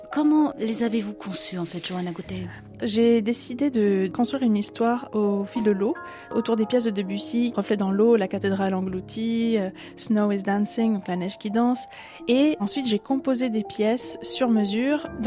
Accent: Geneva, Switzerland; Moi, je suis née à Genève, en Suisse, puis j'ai grandi à la frontière française.

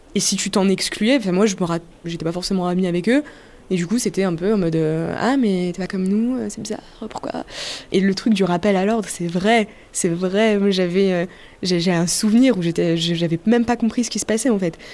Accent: France; je suis française, mais j'ai des origines algériennes

